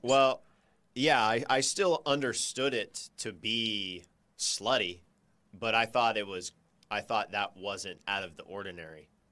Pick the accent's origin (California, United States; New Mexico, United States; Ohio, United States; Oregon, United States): California, United States; I grew up in California.